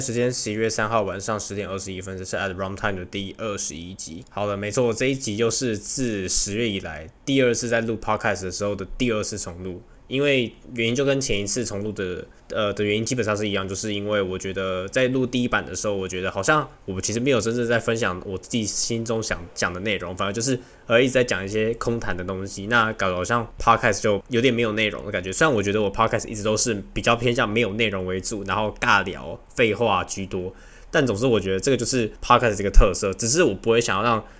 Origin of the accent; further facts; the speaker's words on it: Taiwan; moved away as an adult; now in Hong Kong; 身为台湾人